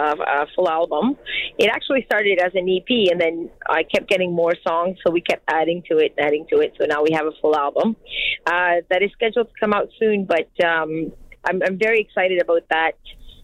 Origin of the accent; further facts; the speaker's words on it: Acadia, Canada; first language French; English is a second language; I'm Acadian French. I'm actually pure French.